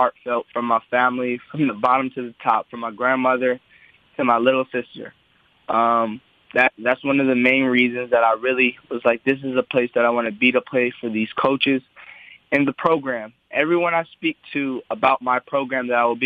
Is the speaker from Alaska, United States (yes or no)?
no; Southern California, United States; I'm from Southern California.